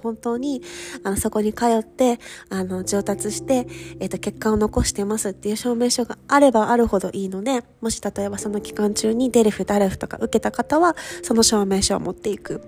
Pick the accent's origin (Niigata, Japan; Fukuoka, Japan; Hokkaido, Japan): Fukuoka, Japan; moved away as an adult; now in Paris, France; 私福岡出身